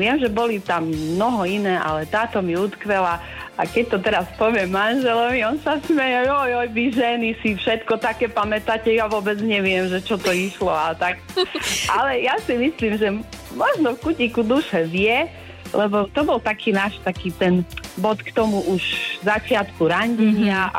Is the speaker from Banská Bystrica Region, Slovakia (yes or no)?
no; Poproč, Košice Region, Slovakia; U nás v Poproči. Obaja pochádzame z Poproča. Teoreticky sme sa poznali aj zo školy